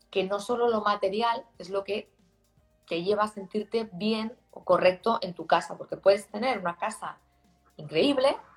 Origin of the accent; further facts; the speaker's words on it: Barcelona, Catalonia, Spain; Yo vengo de Barcelona, ¿no?